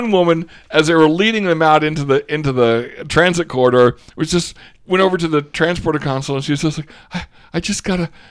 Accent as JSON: {"language": "English", "country": "Australia", "accent": "Australian", "said": "And by the way, the only person who's allowed to give me a rashing over my Australian accent, Aussie Matt"}